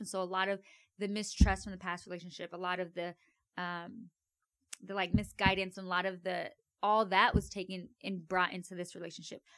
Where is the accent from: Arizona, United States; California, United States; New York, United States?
Arizona, United States; Avondale; I grew up in Avondale, Arizona.